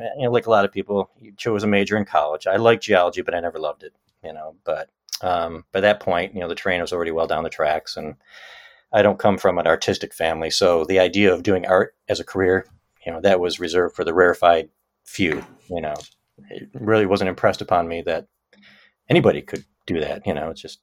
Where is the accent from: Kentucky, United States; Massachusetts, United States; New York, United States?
New York, United States; Syracuse; moved away as an adult; I live in upstate New York, central New York, in Syracuse, which is my hometown